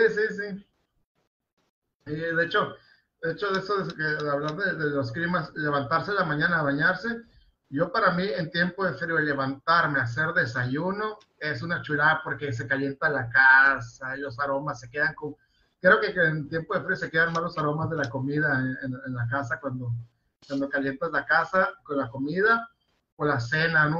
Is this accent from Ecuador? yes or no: no; Mexico; also born or lived in Mexicali; somos una sociedad mexicana